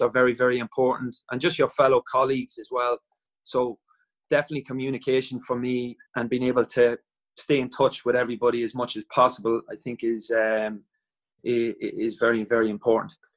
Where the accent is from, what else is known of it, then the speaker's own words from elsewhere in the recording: Dundalk, Leinster, Ireland; also born or lived in Wales; my hometown in Dundalk